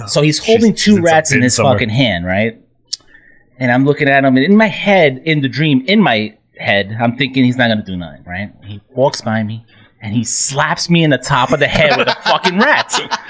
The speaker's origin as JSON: {"language": "English", "town": "New York City", "region": "New York", "country": "United States", "tie": "born or raised there", "said": "I grew up in Queens"}